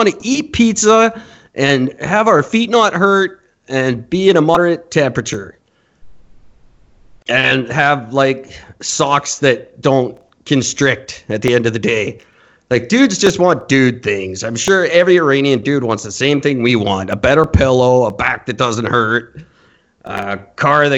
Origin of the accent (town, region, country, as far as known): Canada